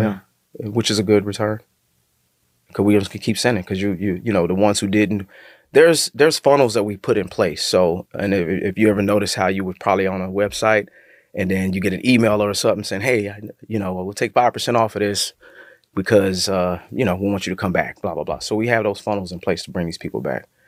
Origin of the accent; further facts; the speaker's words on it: Texas, United States; I'm from Texas